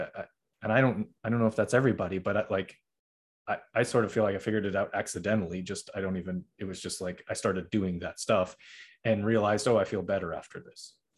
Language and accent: English; Middleborough, Massachusetts, United States; also born or lived in Norwood, Massachusetts; I was born in Norwood, which is like close-ish to Boston, I guess, but I mainly grew up in Middleborough